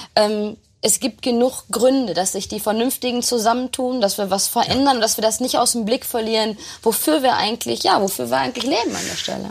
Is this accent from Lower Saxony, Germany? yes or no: no; Herne, North Rhine-Westphalia, Germany; in Herne, in meiner Heimatstadt